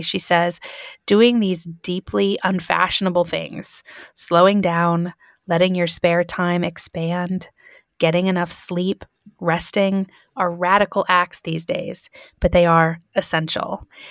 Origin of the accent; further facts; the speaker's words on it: Michigan, United States; I grew up in Michigan